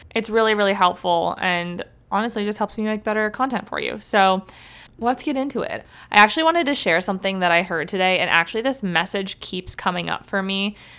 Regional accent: Cleveland, Ohio, United States; also born or lived in Columbus, Ohio / Athens, Ohio; I'm from Cleveland

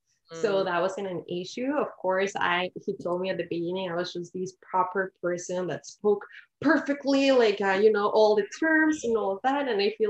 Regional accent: Mexico City, Mexico; moved away as an adult; now in Canada; I'm originally from Mexico City and I am currently living in Canada. I've been here for almost 10 years, actually.

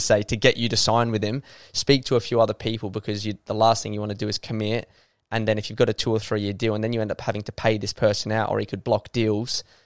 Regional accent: Adelaide, South Australia, Australia; I love it here. I was captain of the club. This is my hometown

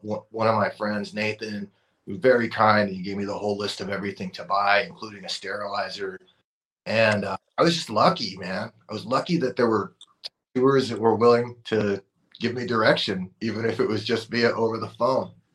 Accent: Oxnard, California, United States; I grew up in in Oxnard, California in the 90s

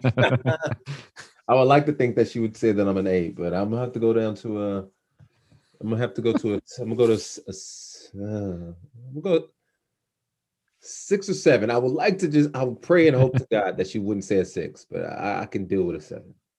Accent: outside Los Angeles, California, United States; I grew up in outside Los Angeles

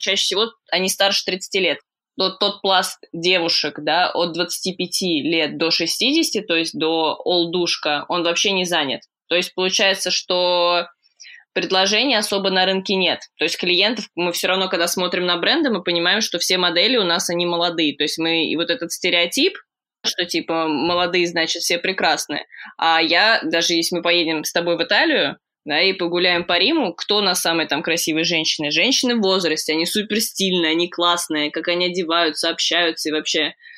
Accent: Moscow, Russia; moved away as an adult; now in London, United Kingdom; я родилась в Москве, обожаю Москву

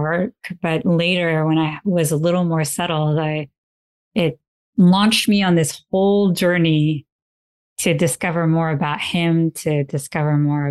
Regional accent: Paris, Île-de-France, France; moved away as an adult; also born or lived in Italy / Nepal; We grew up in Paris.

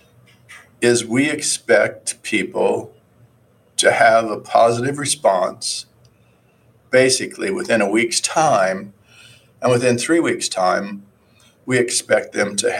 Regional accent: Midwest, United States; I came from Midwest, a farm area, and grandparents had a farm. I worked on it a long time

